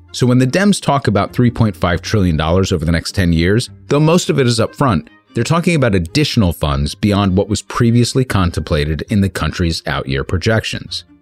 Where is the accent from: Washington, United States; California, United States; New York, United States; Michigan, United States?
New York, United States; As a New Yorker